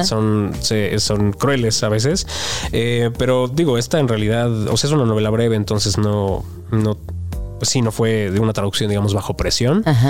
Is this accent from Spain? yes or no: no; Mexico; yo como lector mexicano